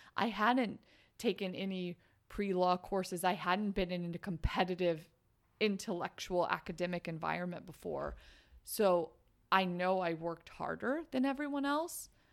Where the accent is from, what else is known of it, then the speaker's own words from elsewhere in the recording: Midwest, United States; I grew up in the Midwest